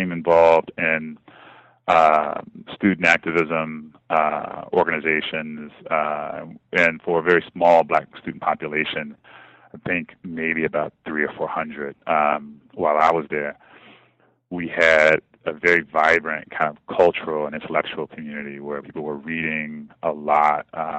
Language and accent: English; Kansas City, Missouri, United States; I am originally from Kansas City, Missouri, born and raised and kind of in the center of the city, what we would call South